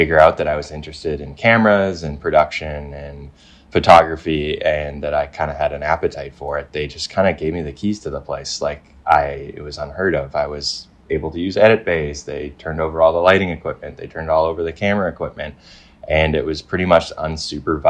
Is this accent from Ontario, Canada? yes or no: no; Vancouver Island, British Columbia, Canada; also born or lived in North Carolina; I'm from Vancouver Island, which is obviously like right on the west coast, just south of Alaska. Born and raised here